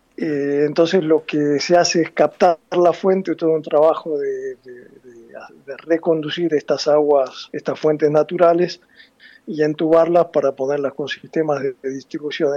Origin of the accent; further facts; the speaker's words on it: La Plata, Buenos Aires Province, Argentina; moved away as an adult; now in Milan, Italy; soy platense